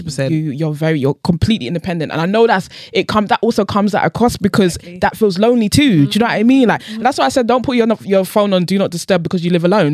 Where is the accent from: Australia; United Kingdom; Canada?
United Kingdom; I'm born in this country